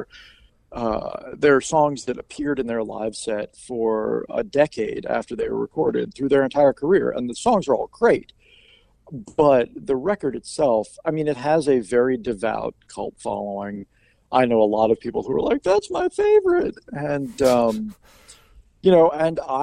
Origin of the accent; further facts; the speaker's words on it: Washington, United States; also born or lived in Virginia; now in Northern Virginia, United States; I am from the Washington area. I went to school in Virginia. I moved back to Northern Virginia after I graduated